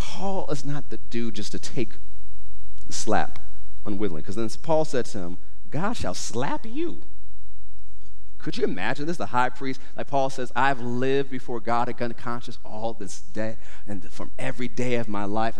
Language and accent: English; United States; I'm an American